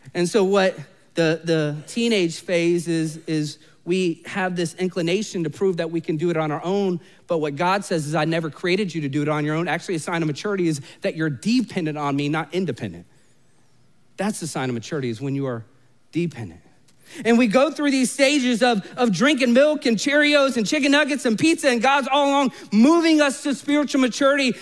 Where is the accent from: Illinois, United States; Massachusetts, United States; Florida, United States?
Florida, United States; Orlando; I was literally born and raised in Orlando